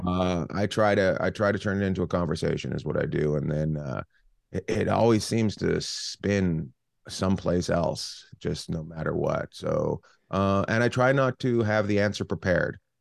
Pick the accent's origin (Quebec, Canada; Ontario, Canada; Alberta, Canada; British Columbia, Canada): British Columbia, Canada; Terrace; also born or lived in Vancouver / Los Angeles; now in Long Beach, United States; I grew up in Terrace, British Columbia, which is up near Alaska